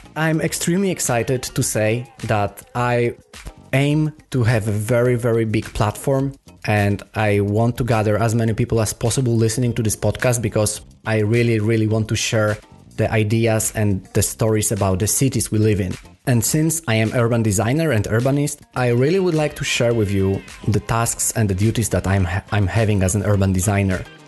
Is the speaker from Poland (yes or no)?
yes; Poland; first language Polish; English is a second language; now in Copenhagen, Denmark; I am Polish, so it was easier for me to start in my native language